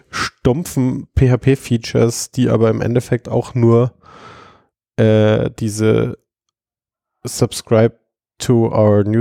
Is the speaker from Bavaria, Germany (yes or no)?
yes; Augsburg, Bavaria, Germany; now in Munich, Germany; ich bin ja ursprünglich aus Augsburg nach München gezogen